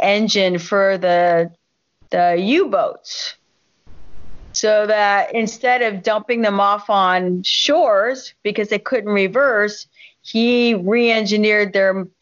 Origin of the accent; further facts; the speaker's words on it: Miami, Florida, United States; now in Washington, United States; born and raised in Miami, Florida